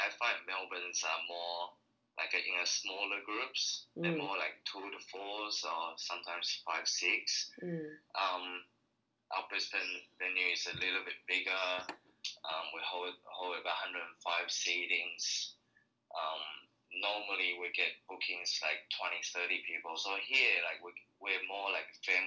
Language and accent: English; Taiwan; now in Australia; I'm originally from Taiwan